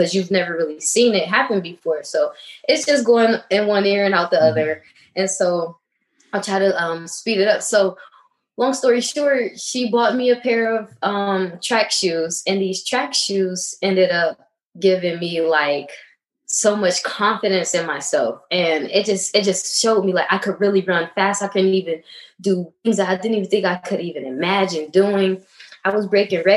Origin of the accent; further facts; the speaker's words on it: Canton, Ohio, United States; now in Texas, United States; I grew up in Canton, Ohio, a really small city